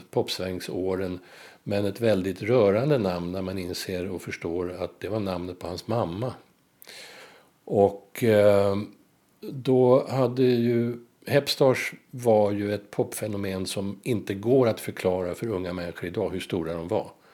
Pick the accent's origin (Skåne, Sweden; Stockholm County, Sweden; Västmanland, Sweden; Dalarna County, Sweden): Stockholm County, Sweden; Stockholm; jag är född och uppvuxen i Blås ut, nära, var som, nära Globen